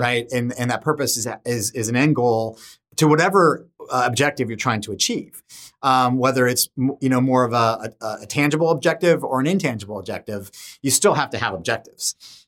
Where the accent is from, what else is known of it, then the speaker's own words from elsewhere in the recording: Solana Beach, California, United States; growing up in San Diego is just, was just a fantastic experience